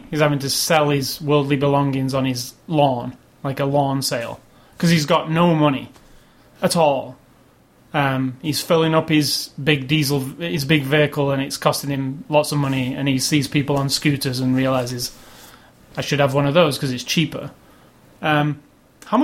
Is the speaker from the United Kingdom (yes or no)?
yes; United Kingdom; as a British person